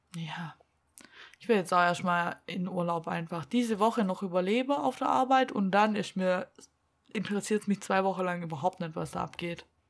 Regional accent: Black Forest, Baden-Württemberg, Germany; accent: Swabian; bei uns im Schwarzwald

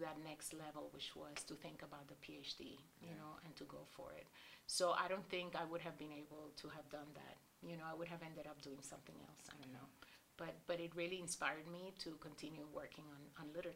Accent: Puerto Rico; moved away as an adult; also born or lived in Indiana; as a young woman coming from Puerto Rico

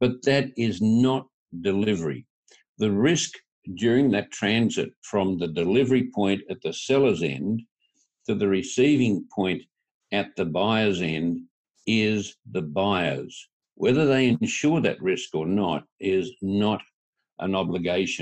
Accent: tropical North Queensland, Australia; I'm from tropical North Queensland in Australia.

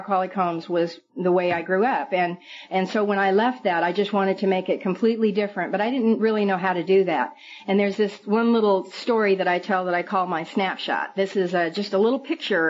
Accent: Billings, Montana, United States; also born or lived in Red Lodge, Montana; now in California, United States; I'm from Montana, and I was a sleazy little drunk from Billings, Montana, and Red Lodge, Montana.

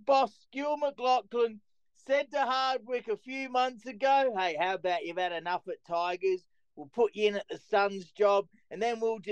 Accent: Roseworthy, near the Barossa Valley, South Australia, Australia; moved away as an adult; also born or lived in Calgary, Canada / Ottawa, Canada; now in Canada; I grew up next to his farm. I grew up in Rosebery and the area next door is the Brossa Valley

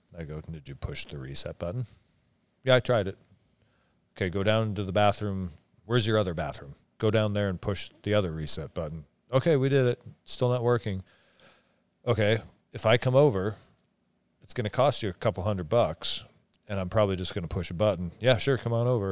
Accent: Omak, Washington, United States; where I grew up in Omac, where everybody didn't have a lot of money

